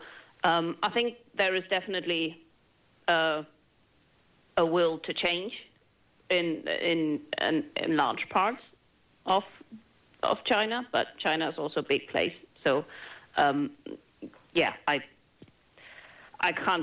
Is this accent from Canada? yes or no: no; Germany; moved away; my home country, Germany